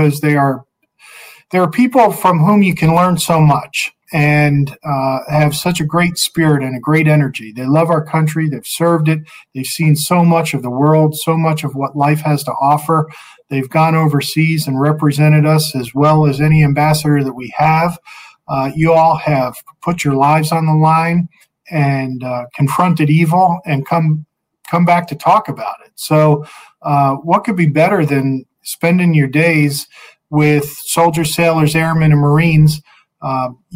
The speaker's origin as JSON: {"language": "English", "region": "New Jersey", "country": "United States", "tie": "born or raised there", "moved": "yes", "lives_now": "Virginia, United States", "said": "I'm a Yankee. I grew up in New Jersey, so don't hold that against me, okay? I moved to Virginia."}